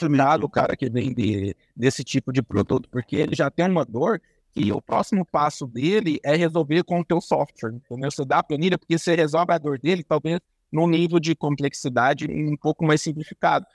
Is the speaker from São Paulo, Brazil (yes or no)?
no; Uberaba, Minas Gerais, Brazil; Sou de Minas, sou de Minas, ah. aqui em Uberaba, no Triângulo Mineiro